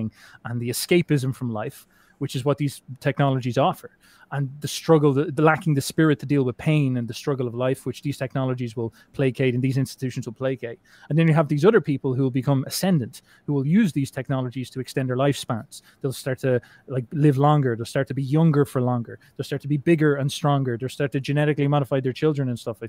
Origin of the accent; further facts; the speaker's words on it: Ireland; I'm Irish